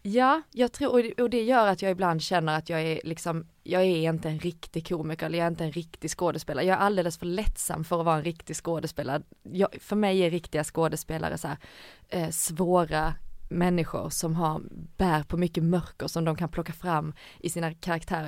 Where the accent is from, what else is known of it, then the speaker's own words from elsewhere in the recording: Ängelholm, Skåne, Sweden; moved away as an adult; also born or lived in Helsingborg / Gothenburg; jag är uppvuxen i Skåne, i Ängelholm